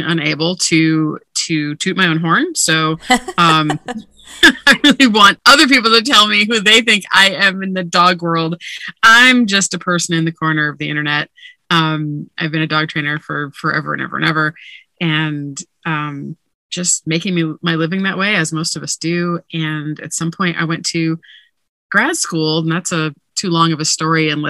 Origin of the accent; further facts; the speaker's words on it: Hawaii, United States; moved away; also born or lived in Oahu / Big Island; I'm from Hawaii originally